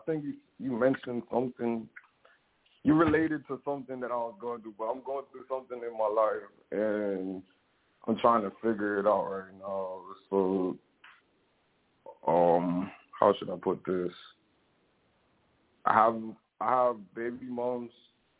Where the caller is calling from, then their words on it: Florida, United States; Hey, I'm calling from Florida.